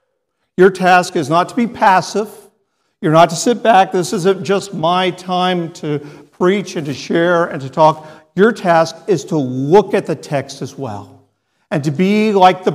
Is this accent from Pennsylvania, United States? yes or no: no; Texas, United States; I'm a Texan